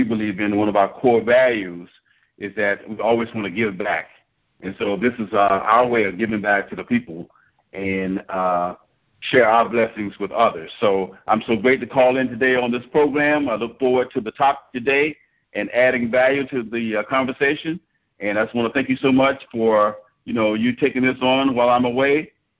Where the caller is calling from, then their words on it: Galveston, Texas, United States; I'm calling in from Galveston, Texas. I'm here in the Hurricane Harvey disaster area.